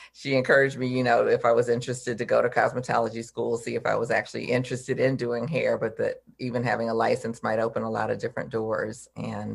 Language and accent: English; Detroit, Michigan, United States; I'm from Detroit originally